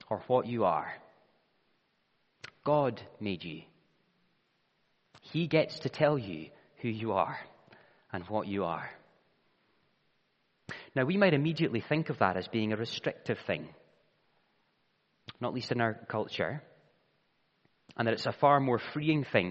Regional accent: Scotland, United Kingdom; I am Scottish because I was born in Scotland

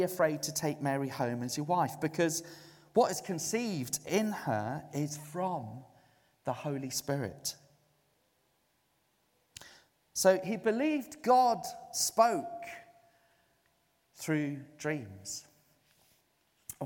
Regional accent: Zululand, KwaZulu-Natal, South Africa; now in United Kingdom; I was brought up in Zululand in South Africa.

